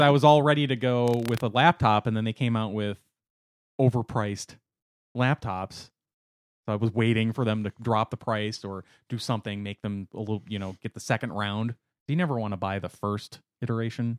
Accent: Wisconsin, United States; I'm from Wisconsin, where we have a city called lacrosse

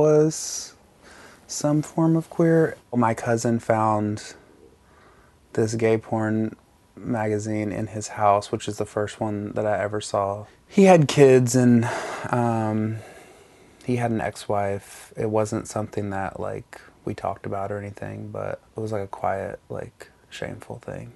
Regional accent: North Alabama, United States; I grew up in North Alabama in a tiny town

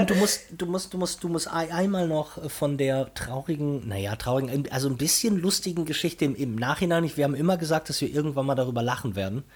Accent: Brazil; moved away; in meinem alten Heimatland Brasilien

